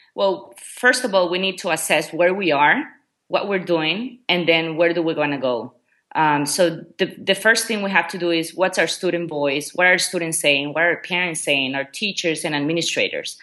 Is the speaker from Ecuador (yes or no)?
yes; Ecuador; first language Spanish; English is a second language; moved away as an adult; also born or lived in Memphis, Tennessee, United States / China; now in Qatar; I'm originally from Ecuador.